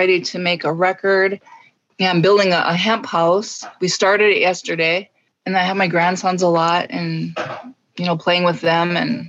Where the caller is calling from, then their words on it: Deer River, Minnesota, United States; I am joining you from Deer River, Minnesota, on Leech Lake.